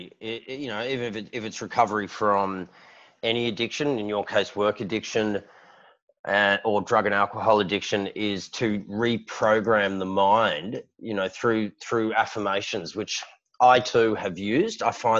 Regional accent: Sydney, New South Wales, Australia; I was born and raised here in Sydney

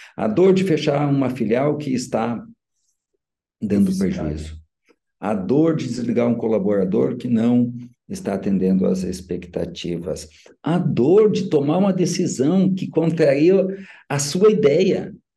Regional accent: São Borja, Rio Grande do Sul, Brazil; moved away as an adult; quando retornei para minha terra natal, que é onde eu moro até hoje

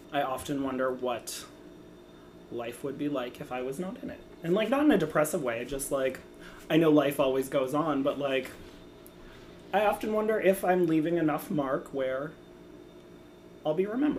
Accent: Boston, Massachusetts, United States; I am from Boston, Massachusetts.

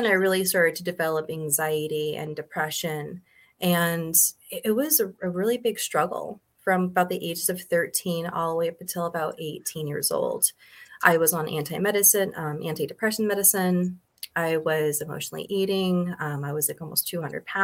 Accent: Montana, United States; also born or lived in California; And then we moved to Montana, where we actually opened up an elk ranch.

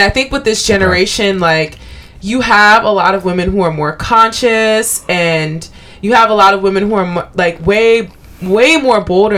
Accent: Liberia; Liberia, LIB.

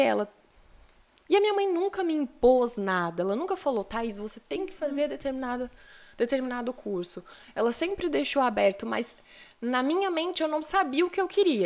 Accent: São Paulo, Brazil; also born or lived in Rio Doce; now in Viçosa, Brazil; fui nascida, nascida e criada em São Paulo

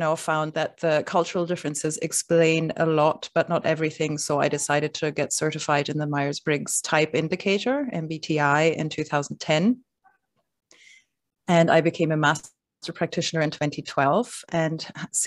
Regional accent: Germany; moved away as an adult; now in Brooklyn, United States; I grew up in Germany

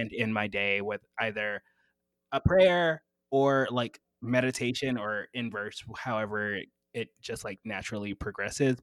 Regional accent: the South, United States; I'm from the South

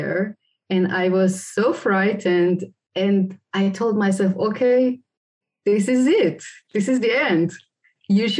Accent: Caspian Sea area, northern Iran, Iran; moved away as an adult; I was born in the north part of Iran, around Caspian Sea. And I grew up there and I studied there.

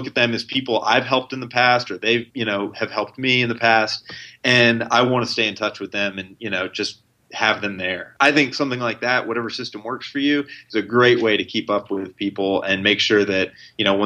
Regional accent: Tennessee, United States; now in Chicago, United States; I'm from Tennessee and I'm in Chicago now

